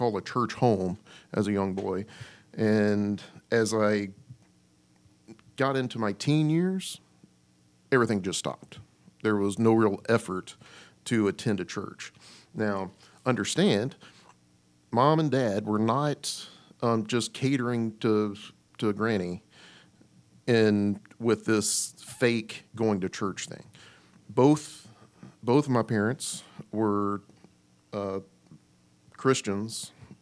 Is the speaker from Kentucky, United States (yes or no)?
yes; Kentucky, United States; I grew up in Kentucky just like the rest of these boys